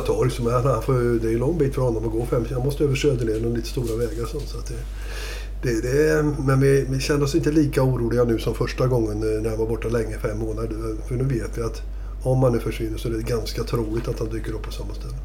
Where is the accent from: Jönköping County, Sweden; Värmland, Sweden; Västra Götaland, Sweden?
Värmland, Sweden; moved away; also born or lived in Gothenburg; Jag har ju bott eh, halva mitt liv i Göteborg. Så att, eh, men samtidigt, jag är uppväxt i Värmland.